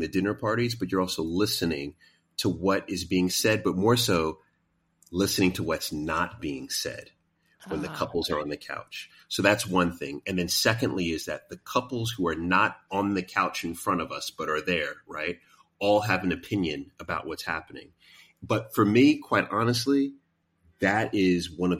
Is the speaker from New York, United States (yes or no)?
yes; New York City, New York, United States; I grew up in Queens